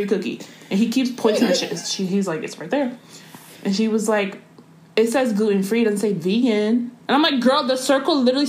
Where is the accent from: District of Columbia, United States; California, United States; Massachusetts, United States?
District of Columbia, United States; Washington; we're from D.C., so we're not from here